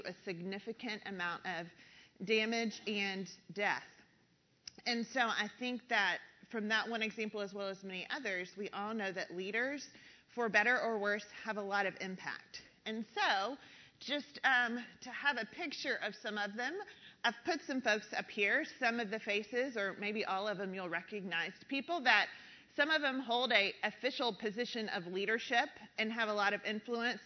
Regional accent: South Carolina, United States; now in Texas, United States; I'm from South Carolina, and when I moved out to Texas

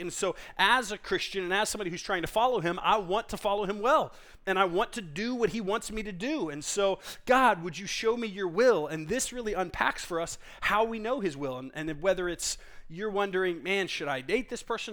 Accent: Texas, United States; I grew up in Texas

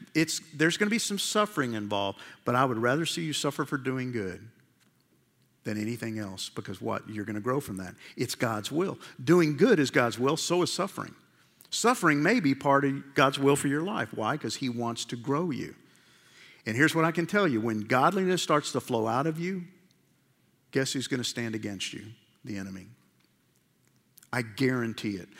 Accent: New York, United States; I grew up in New York

